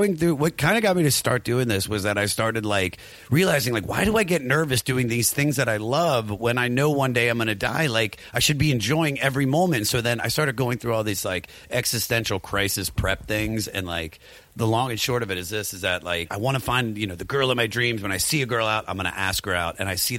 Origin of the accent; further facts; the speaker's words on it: Maryland, United States; accent: Maryland; But just with my Maryland accent.